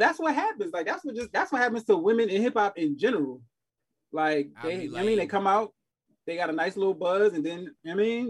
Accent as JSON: {"language": "English", "town": "New York City", "region": "New York", "country": "United States", "said": "I'm from Queens."}